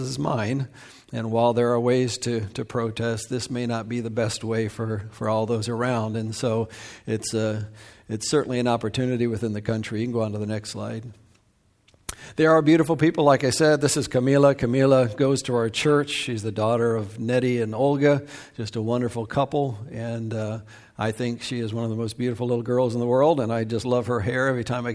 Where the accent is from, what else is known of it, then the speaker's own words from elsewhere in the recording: Ohio, United States; moved away as an adult; also born or lived in Michigan; now in Siguatepeque, Honduras; I was born in Michigan and lived most of my life in Ohio.